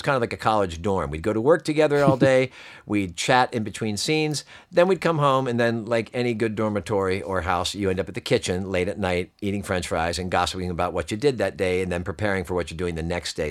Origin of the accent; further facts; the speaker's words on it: Pennsylvania, United States; I'm from Pennsylvania